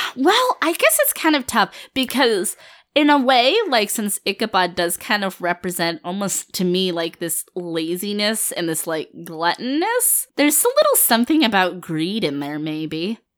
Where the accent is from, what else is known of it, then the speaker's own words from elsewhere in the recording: Finland; I'm from Finland. My family is Finnish